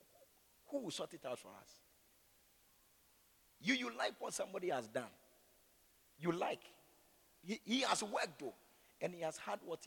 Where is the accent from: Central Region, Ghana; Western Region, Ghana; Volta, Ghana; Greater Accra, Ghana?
Greater Accra, Ghana; Accra; I'm from Gbese.